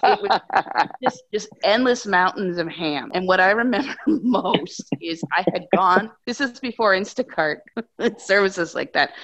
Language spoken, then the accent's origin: English; New Hampshire, United States; also born or lived in Vermont; I grew up in New Hampshire in a very rural area, and then I went to college in Vermont